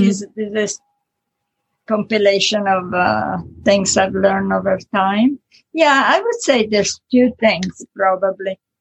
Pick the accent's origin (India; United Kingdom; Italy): Italy; accent: Italian; English is a second language; moved away as an adult; now in United States; I was born in Italy, born and raised in Italy, so I never get rid of the Italian accent